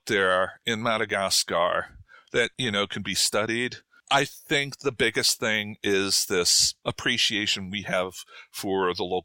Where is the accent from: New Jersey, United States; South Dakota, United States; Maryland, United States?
New Jersey, United States; moved away as an adult; also born or lived in Durham, North Carolina / St. Louis; I was born and raised in New Jersey, right? I consider that home.